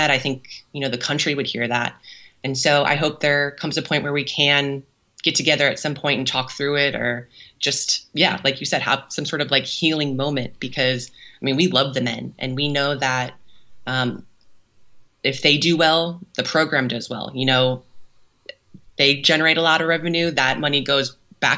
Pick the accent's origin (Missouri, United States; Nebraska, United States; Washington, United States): Missouri, United States; St. Louis; now in Kansas City, United States; from a very young age, grew up watching the Ambush and the St. Louis Steamers